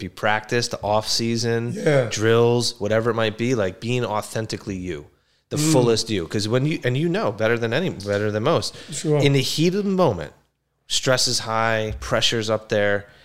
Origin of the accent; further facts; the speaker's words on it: Cranford, New Jersey, United States; I grew up in Cranford, so Union County.